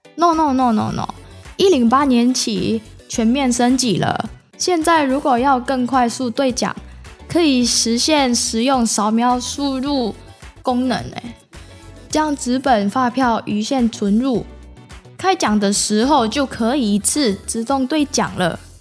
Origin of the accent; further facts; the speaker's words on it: Indonesia; now in Taiwan; 我来自印尼，现在是成大的学生